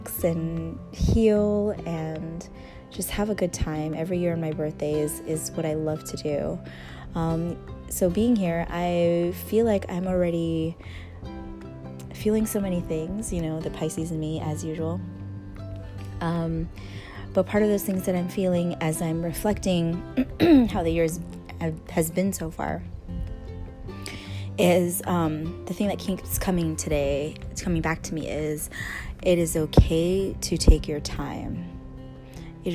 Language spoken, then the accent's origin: English; San Diego, California, United States; moved away as an adult; also born or lived in Los Angeles / San Francisco Bay Area; now in Maui, United States; especially coming from, well, San Diego, we both moved to LA, and then the Bay, I moved to the Bay